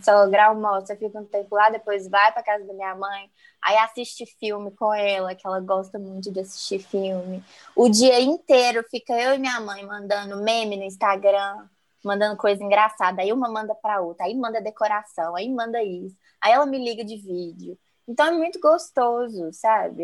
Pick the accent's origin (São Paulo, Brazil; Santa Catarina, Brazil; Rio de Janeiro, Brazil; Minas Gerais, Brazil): Minas Gerais, Brazil; Belo Horizonte; nasci em Belo Horizonte